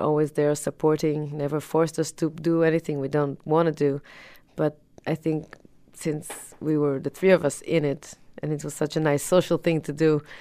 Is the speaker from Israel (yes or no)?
yes; Tel Aviv, Tel Aviv District, Israel; moved away as an adult; also born or lived in Boston, Massachusetts; now in United States; I was born in Tel Aviv, grew up there, and when I was about 20, I went to study in Boston, Massachusetts